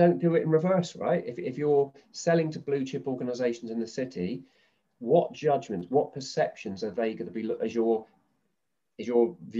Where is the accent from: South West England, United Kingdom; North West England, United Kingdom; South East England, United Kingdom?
South East England, United Kingdom; Southampton; Southampton University, my hometown